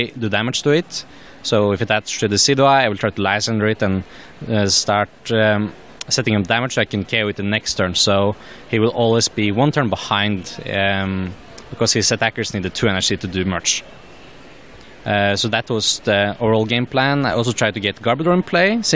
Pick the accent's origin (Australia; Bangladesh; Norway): Norway; Oslo; now in Trondheim, Norway; I live in Trondheim, but I'm originally from Oslo.